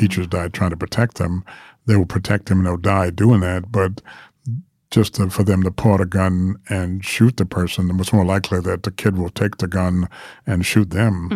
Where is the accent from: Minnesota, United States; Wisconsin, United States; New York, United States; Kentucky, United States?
New York, United States; moved away; I grew up with the New York Times and New York, 'cause I'm a New Yorker originally